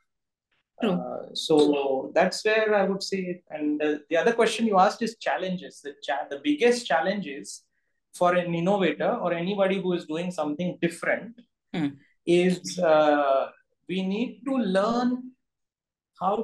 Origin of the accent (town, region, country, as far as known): India